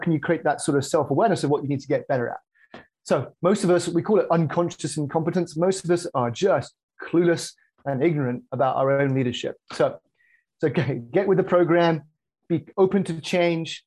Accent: just south of Birmingham, West Midlands, United Kingdom; moved away as an adult; now in Chicago, United States; UK originally, just south of Birmingham. And I moved here in 2005

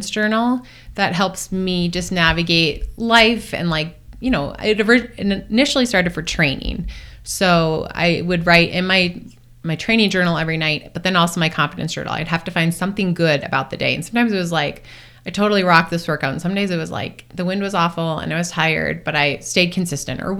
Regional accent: Duluth, Minnesota, United States; moved away; I'm just from Duluth, Minnesota

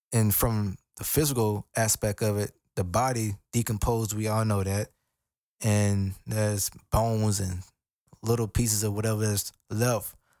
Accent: United States; I'm African American and, you know, even growing up in, in the hood

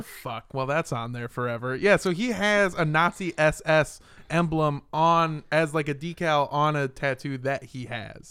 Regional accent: Los Angeles, California, United States; I grew up in Los Angeles.

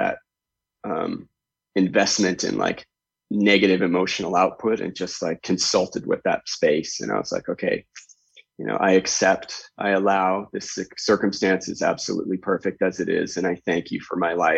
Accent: Canada; I grew up in Canada

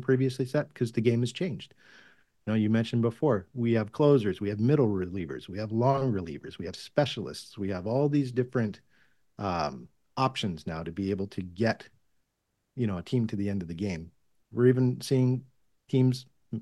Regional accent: Massachusetts, United States; I grew up in Massachusetts

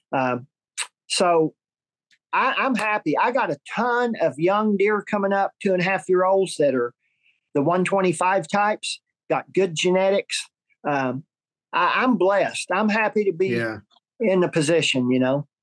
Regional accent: Oklahoma, United States; my home state, Oklahoma

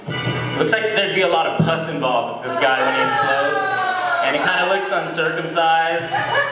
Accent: Houston, Texas, United States; I'm from Houston, Texas.

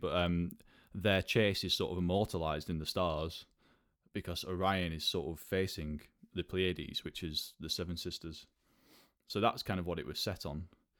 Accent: Burnley, North West England, United Kingdom; moved away as an adult; now in London, United Kingdom; I'm from Burnley, which is sort of directly north of Manchester.

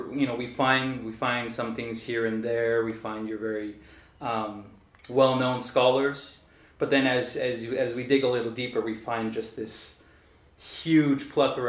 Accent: Salt Lake City, Utah, United States; moved away as an adult; also born or lived in South Jordan, Utah; now in Auckland, New Zealand; born and raised in Salt Lake City, Utah.

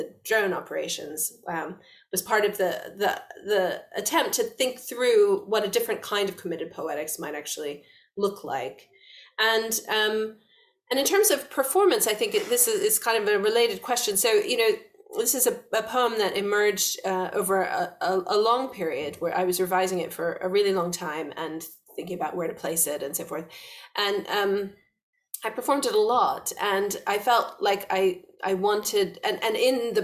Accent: West Virginia, United States; being a little girl in West Virginia

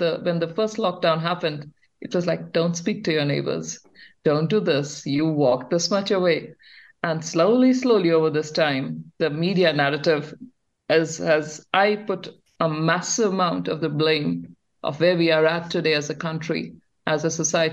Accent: India; now in New Zealand; childhood in India, growing up in India

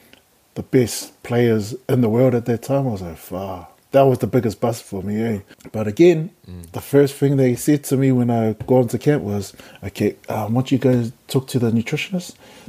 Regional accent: Wellington, New Zealand; because I'm from Wellington, should I sit in the middle?

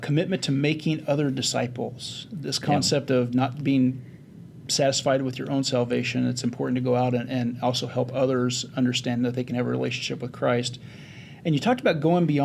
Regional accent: Kansas, United States; I grew up in Kansas

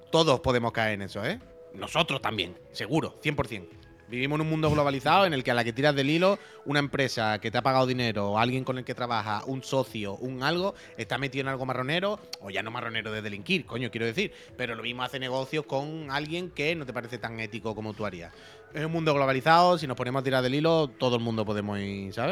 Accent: Santander, Cantabria, Spain; Yo soy de Santander

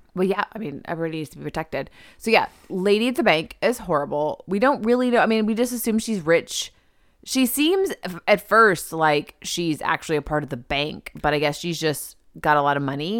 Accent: the South, United States; we're from, we're from the South.

